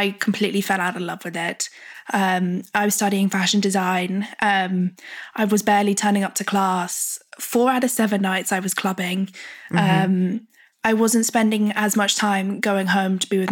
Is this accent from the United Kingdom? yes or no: yes; United Kingdom; being British